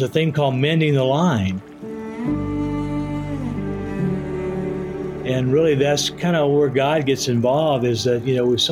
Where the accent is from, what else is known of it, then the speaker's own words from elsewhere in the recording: East Texas, United States; growing up in East Texas